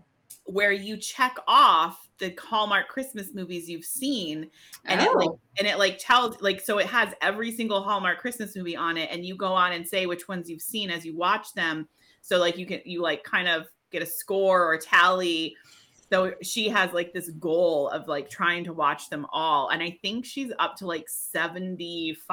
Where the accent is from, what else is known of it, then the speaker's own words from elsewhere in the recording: New Hampshire, United States; I grew up in New Hampshire.